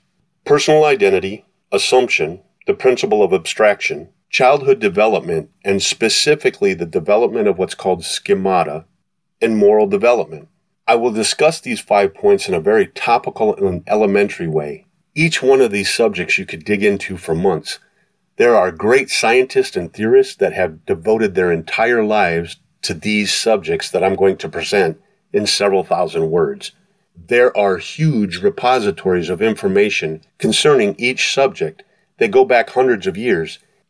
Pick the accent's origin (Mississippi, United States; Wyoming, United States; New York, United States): New York, United States; accent: New York; I stopped telling people I was from New York, the city America loves to hate. Knowing a bad thing when I heard it, I had exterminated my New York accent by taking speech lessons in high school.